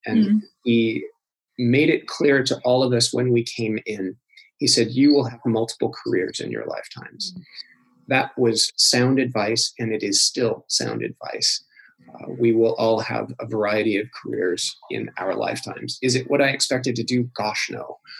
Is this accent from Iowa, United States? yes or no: yes; Iowa, United States; also born or lived in Pacific Northwest / Belgrade / Ontario; But I'm really from the Midwest, from Iowa originally, and the Pacific Northwest, Oregon, Washington, and Idaho.